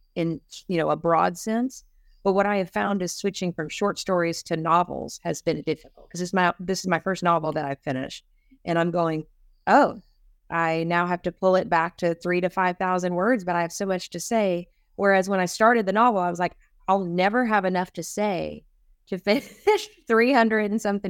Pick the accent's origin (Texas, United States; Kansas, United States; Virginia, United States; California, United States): Texas, United States; East; I'm from East Texas